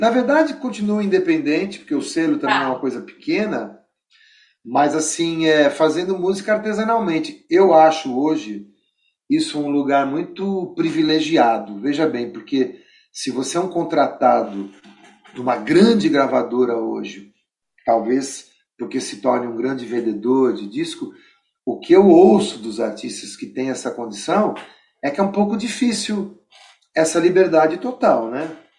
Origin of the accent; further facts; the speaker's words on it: São Bernardo do Campo, São Paulo, Brazil; Eu nasci em São Paulo, mas fui criado em São Bernardo